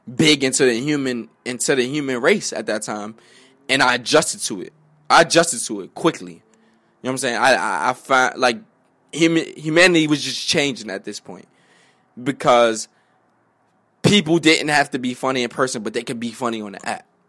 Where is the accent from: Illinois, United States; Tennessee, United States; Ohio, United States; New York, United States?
New York, United States; New York City; also born or lived in Bronx, New York; I'm from Harlem.